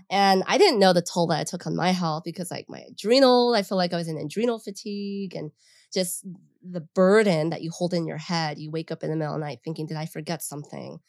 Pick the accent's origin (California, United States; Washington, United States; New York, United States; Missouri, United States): California, United States; San Fernando Valley; we grew up in the San Fernando Valley